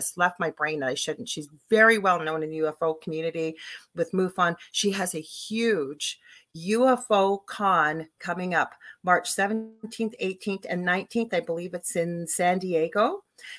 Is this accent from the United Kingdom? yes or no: no; Canada; I'm also a Canadian crystal Reiki energy healer